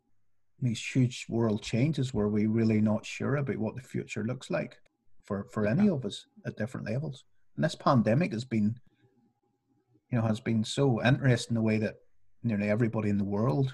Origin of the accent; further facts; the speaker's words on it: Northern Ireland, United Kingdom; when I was growing up in Northern Ireland